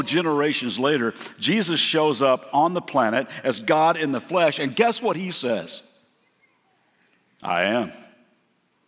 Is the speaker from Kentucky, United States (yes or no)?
yes; Lexington, Kentucky, United States; I'm from Lexington, Kentucky